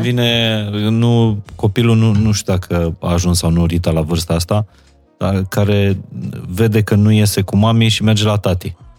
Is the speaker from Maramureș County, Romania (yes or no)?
yes; Maramureș County, Romania; moved away; also born or lived in Apuseni Mountains; Eu m-am născut în Maramureș